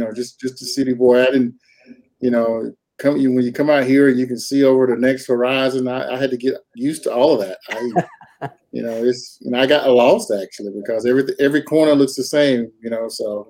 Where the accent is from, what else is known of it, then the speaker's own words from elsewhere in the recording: North Carolina, United States; moved away as an adult; now in Twin Falls, United States; Grew up in North Carolina most of my life. Met my wife in North Carolina.